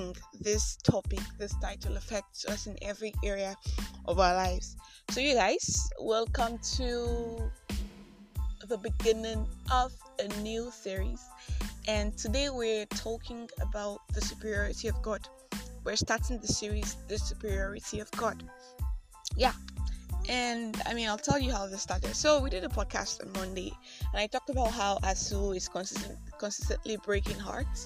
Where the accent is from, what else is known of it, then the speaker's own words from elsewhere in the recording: Nigeria; I am that Nigerian Christian